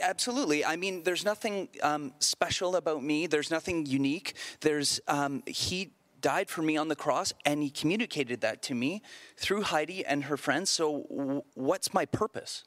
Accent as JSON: {"language": "English", "area": "outside Toronto", "region": "Ontario", "country": "Canada", "tie": "born or raised there", "said": "I grew up outside Toronto"}